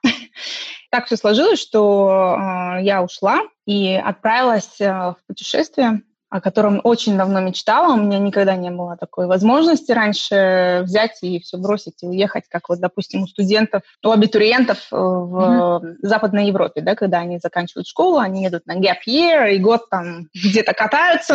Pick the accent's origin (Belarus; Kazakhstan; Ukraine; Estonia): Estonia; moved away as an adult; also born or lived in Khabarovsk, Russia; now in London, United Kingdom; мне из Эстонии, э, где я выросла